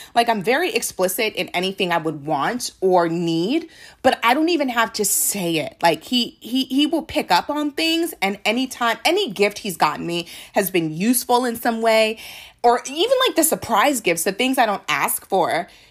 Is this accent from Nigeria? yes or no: yes; Nigeria; I am a Nigerian